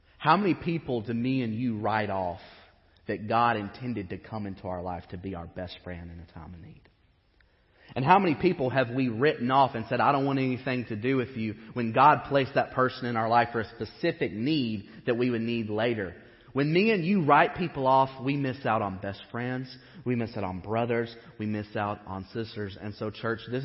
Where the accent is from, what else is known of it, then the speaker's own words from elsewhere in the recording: Western Kentucky, United States; I grew up in Western Kentucky where the education is so-and-so.